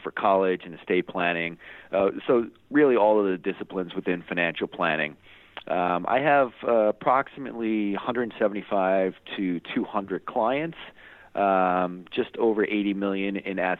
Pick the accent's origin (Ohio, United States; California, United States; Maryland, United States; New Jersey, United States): New Jersey, United States; Hoboken; I grew up here in the New York City metro area, Hoboken, New Jersey, to be specific